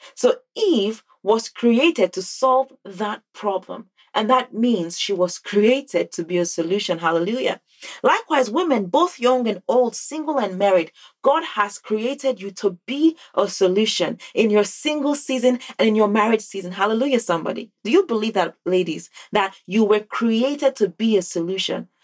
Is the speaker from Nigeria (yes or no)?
yes; Nigeria; now in North America; growing up in Nigeria